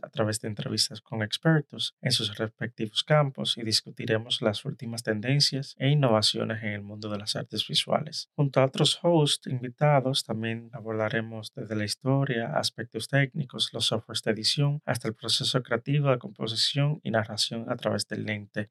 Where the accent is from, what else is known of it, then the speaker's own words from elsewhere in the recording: Dominican Republic; moved away as an adult; now in New York, United States; Soy dominicano y actualmente vivo en la ciudad de New York